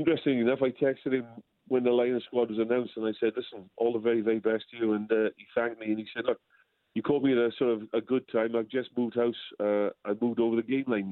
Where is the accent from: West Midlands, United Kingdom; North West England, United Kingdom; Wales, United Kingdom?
Wales, United Kingdom; I being a bit old school as a Welshman